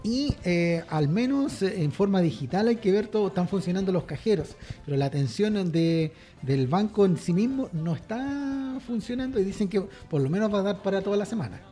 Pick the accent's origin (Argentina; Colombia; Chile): Chile